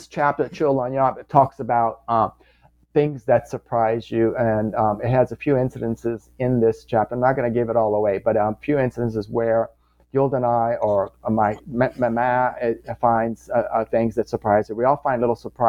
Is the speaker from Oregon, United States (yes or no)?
no; Louisiana, United States; born or raised there; moved away as an adult; also born or lived in New York City